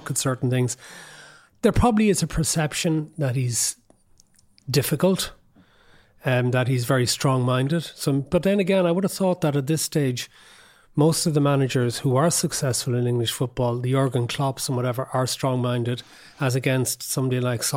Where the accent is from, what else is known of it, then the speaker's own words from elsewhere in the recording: Cork, Munster, Ireland; we're both from Cork, we're both from the north side of Cork